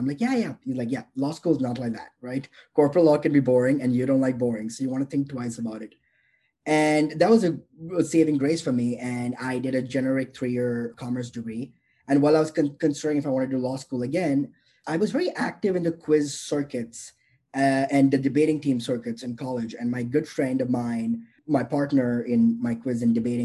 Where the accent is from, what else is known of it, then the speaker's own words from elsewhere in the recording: Mumbai, Maharashtra, India; moved away; I grew up in Bombay, India